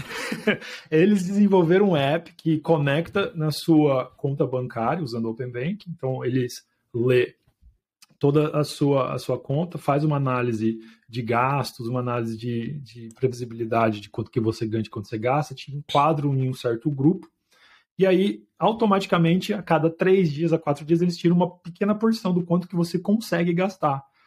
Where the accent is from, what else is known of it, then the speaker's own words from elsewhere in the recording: Londrina, Paraná, Brazil; moved away as an adult; now in London, United Kingdom; lá na minha cidade, Londrina